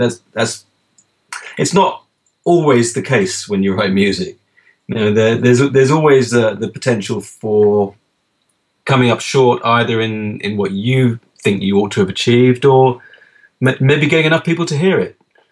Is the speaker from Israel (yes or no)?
no; England, United Kingdom; I'm English.